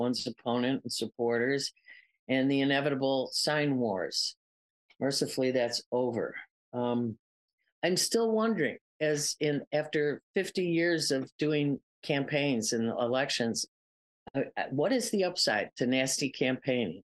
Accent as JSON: {"language": "English", "town": "Chicago", "region": "Illinois", "country": "United States", "said": "my lifetime as a Chicagoan"}